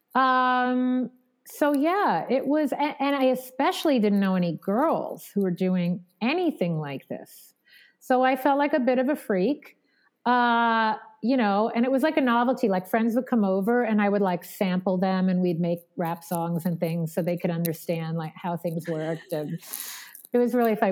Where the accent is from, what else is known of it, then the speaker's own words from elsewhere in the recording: Long Island, New York, United States; growing up in Long Island was amazing and especially amazing for the arts